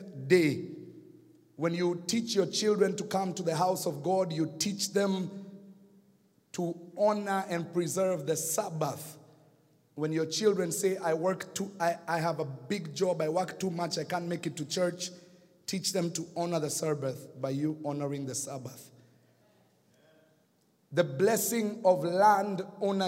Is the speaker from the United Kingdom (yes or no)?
no; Kenya; accent: Kenyan; now in United States; I got my Kenyan accent back